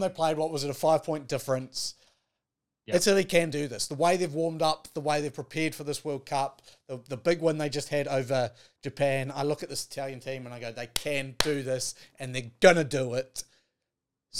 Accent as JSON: {"language": "English", "country": "Ireland", "said": "I'd get as an Irishman"}